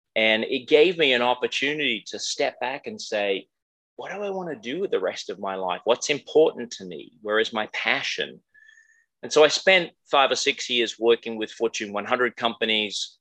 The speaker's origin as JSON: {"language": "English", "country": "Australia", "also_born_or_lived": "Iowa, United States", "moved": "as an adult", "lives_now": "United States", "said": "I'm Australian originally."}